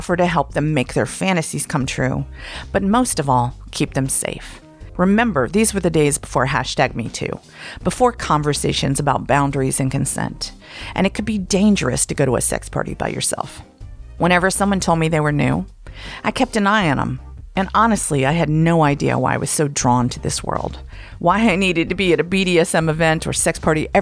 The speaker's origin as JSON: {"language": "English", "area": "Blue Ridge Mountains", "region": "Appalachia", "country": "United States", "tie": "born or raised there", "also_born_or_lived": "Atlanta, Georgia / San Francisco, California", "moved": "as an adult", "said": "I was a misfit from the Blue Ridge Mountains who just didn't fit in. I moved to the big city of Atlanta at 18"}